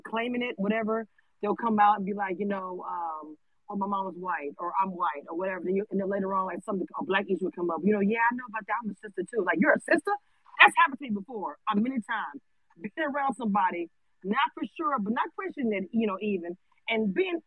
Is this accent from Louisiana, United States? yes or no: yes; Louisiana, United States; I'm from Louisiana